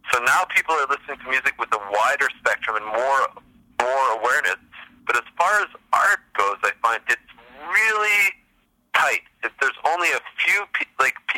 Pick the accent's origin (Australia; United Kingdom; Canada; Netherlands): Canada; Montreal, Quebec; I grew up in Montreal